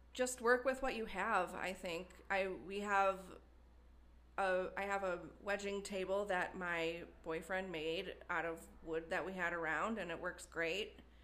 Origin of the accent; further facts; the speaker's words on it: Wisconsin, United States; moved away as an adult; also born or lived in Madison, Wisconsin; now in Cincinnati, United States; I grew up in a small town in Wisconsin.